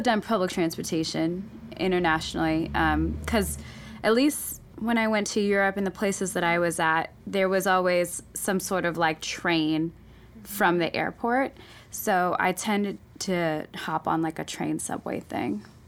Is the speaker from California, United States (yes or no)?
yes; Oakland, California, United States; English is a second language; I grew up in Oakland